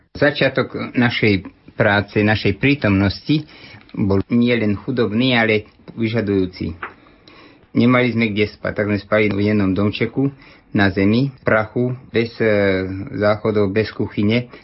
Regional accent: Slovakia; moved away as an adult; also born or lived in Haiti; ja som odišiel zo Slovenska prejsť cez železnú oponu vtedy

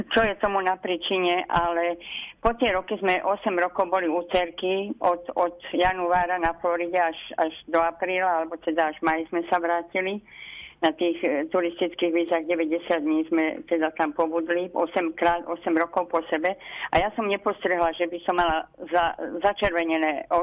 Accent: Levice, Nitra Region, Slovakia; ako keď sme boli deti a sme cestovali treba z Levíc do na Hronskú Dubravu, že tie vlaky, viete, boli také sadzové

